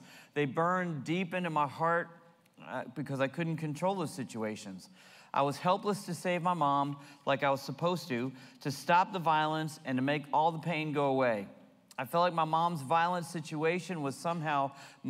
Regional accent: New Jersey, United States; also born or lived in Florida; now in California, United States; I was born in New Jersey, and so at the age of 8, still living in New Jersey

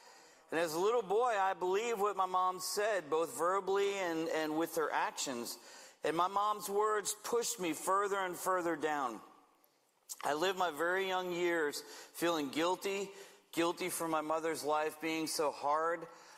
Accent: Manteca, California, United States; I'm from Manteca, way up the road, and I don't get a chance to get down here very often

